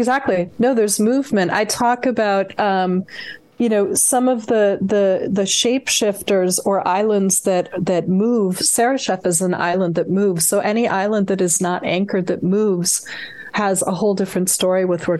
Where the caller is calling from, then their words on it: San Francisco, California, United States; I'm in San Francisco, which is home, San Francisco Bay Area. So I'm phoning in from the West Coast.